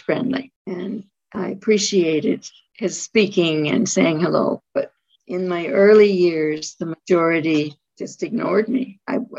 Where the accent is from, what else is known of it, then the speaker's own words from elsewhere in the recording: Toronto suburb, Ontario, Canada; moved away; also born or lived in Ottawa, Canada / Nova Scotia, Canada; At the age of 9, we moved from Ottawa to a Toronto suburb